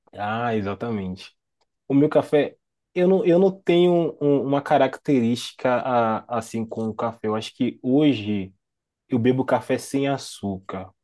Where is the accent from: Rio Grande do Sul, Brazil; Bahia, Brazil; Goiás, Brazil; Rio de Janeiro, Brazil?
Bahia, Brazil; Salvador; sou natural de Salvador, Bahia, mas eu sempre falo que eu sou de Itapuã, porque é um bairro